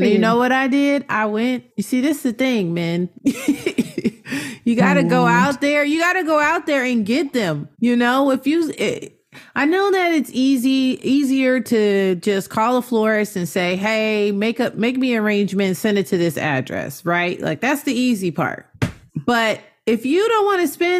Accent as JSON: {"language": "English", "town": "Inglewood", "region": "California", "country": "United States", "said": "we're from Inglewood"}